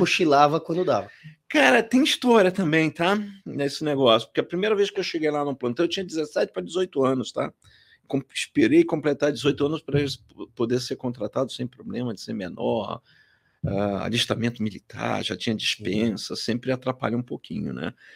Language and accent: Portuguese; Rio de Janeiro, Brazil; moved away as an adult; now in São Paulo, Brazil; Então nasci no Rio, cresci no Rio, comecei a minha vida profissional por lá, estudei lá